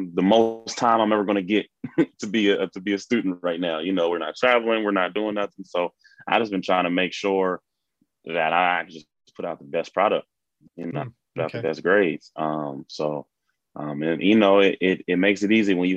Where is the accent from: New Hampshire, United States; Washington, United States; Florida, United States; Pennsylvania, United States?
Washington, United States; Seattle; I'm from Seattle, Washington.